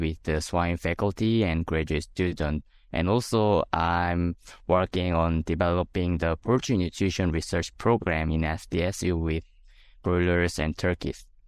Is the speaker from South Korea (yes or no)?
yes; South Korea; moved away as an adult; now in South Dakota, United States; I'm originally from South Korea.